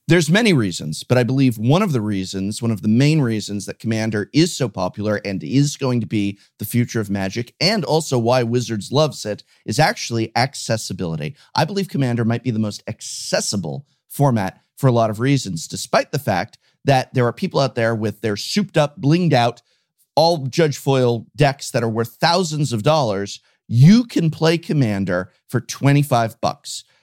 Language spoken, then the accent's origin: English; United States